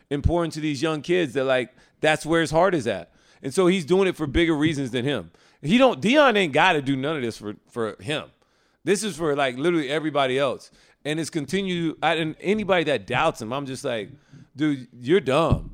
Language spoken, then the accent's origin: English; Alabama, United States; I grew up in Alabama